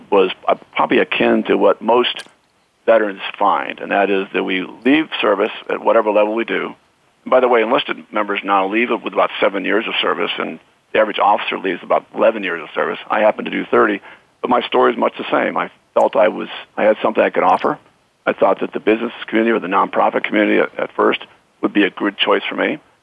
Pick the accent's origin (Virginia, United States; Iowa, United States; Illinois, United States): Iowa, United States; moved away as an adult; born and raised in Iowa